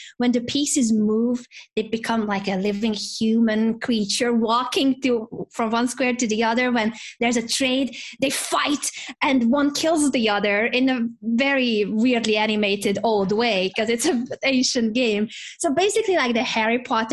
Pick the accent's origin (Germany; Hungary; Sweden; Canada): Hungary; I grew up in Hungary